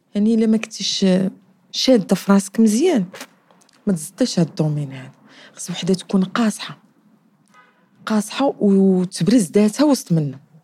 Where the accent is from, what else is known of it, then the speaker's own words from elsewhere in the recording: Casablanca, Casablanca-Settat, Morocco; من مواليد الدار البيضاء